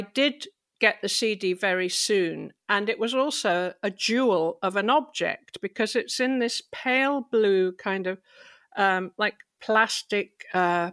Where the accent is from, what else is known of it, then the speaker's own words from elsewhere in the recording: England, United Kingdom; I'm English.